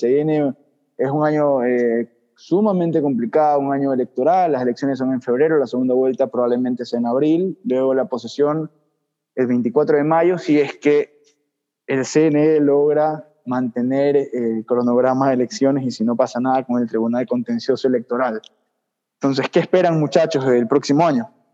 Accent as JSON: {"language": "Spanish", "country": "Ecuador", "said": "nosotros como ecuatorianos"}